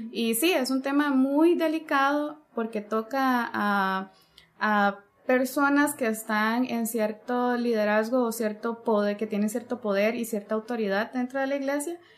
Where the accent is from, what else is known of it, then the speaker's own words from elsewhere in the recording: Costa Rica; Somos de Costa Rica. Costa Rica, así como yo dije, porque si usted dice Costa Rica, no es nuestro país.